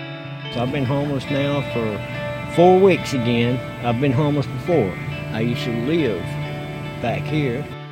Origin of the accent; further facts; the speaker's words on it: Seneca, South Carolina, United States; also born or lived in Atlanta, Georgia; I'm from Seneca, South Carolina. Been here all my life. I've lived in projects in Atlanta. I've lived all over the United States, a truck driver